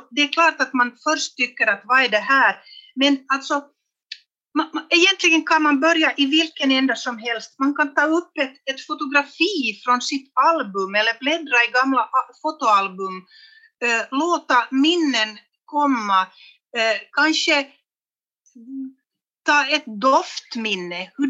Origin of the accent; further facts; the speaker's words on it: Vännäs, Västerbotten County, Sweden; born there; eller pappa kom från Jeppo lite längre söderut och jag är då född i Vännäs.